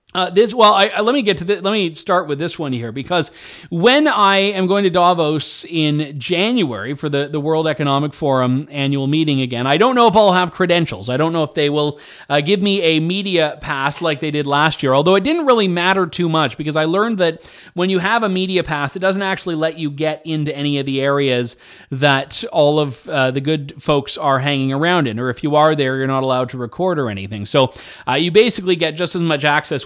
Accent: Canada; I'm a Canadian. We we give our ridings names and not numbers

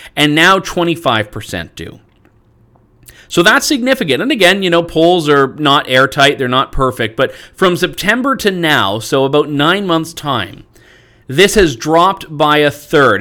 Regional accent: Canada; I'm Canadian

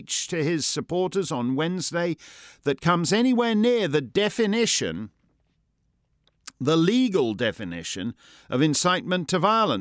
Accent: Canada; now in New Hampshire, United States; Being Canadian

